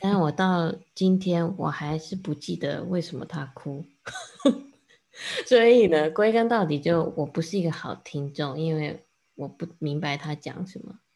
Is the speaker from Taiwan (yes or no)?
yes; Taiwan; Chinese is a second language; also born or lived in United States; 我刚刚也是在美国成长的，然后后来到 二三年级回台湾。然后那时候我，呃，不，不太会讲中文，讲得不太好